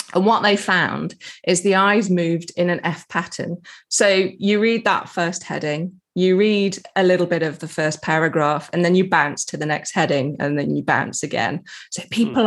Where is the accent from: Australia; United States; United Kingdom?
United Kingdom; England; I'm English